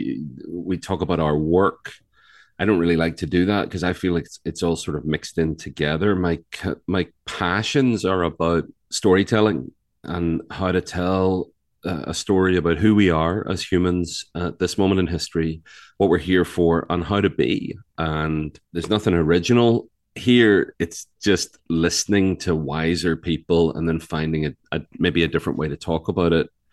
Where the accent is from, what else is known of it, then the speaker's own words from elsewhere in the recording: Belfast, Northern Ireland, United Kingdom; now in North Carolina, United States; I'm from Ireland. I live in North Carolina much of the time.